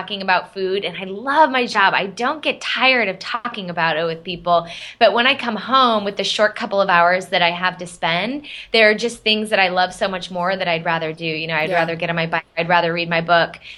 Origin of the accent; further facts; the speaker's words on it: Arizona, United States; moved away as an adult; now in Boston, United States; I grew up in Arizona. My whole family's in Arizona. I live in the Boston area